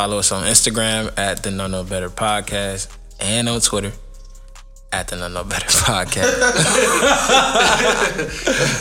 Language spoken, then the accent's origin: English; Detroit, Michigan, United States; I'm from Detroit